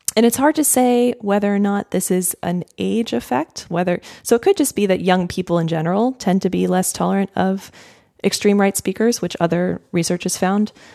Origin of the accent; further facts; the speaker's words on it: United States; as an American